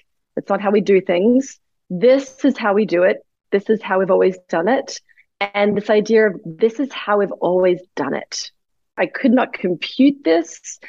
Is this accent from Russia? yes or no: no; Australia; moved away as an adult; now in New York City, United States; I came from Australia. I landed in New York City.